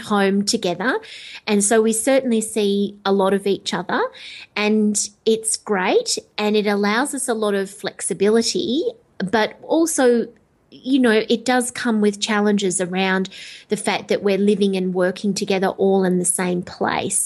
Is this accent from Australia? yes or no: yes; Melbourne, Victoria, Australia; Melbourne, which is, uh, you know, that my, my hometown